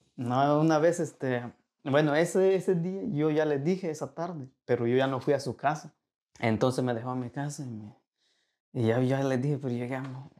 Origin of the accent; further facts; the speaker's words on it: Veracruz, Mexico; moved away as an adult; also born or lived in Monterrey; now in United States; Yo soy de Veracruz y sé de dónde vengo.